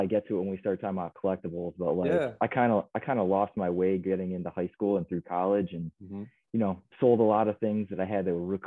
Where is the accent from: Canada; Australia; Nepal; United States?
United States; Chicago, Illinois; I'm from the South Side. So grew up as a Sox fan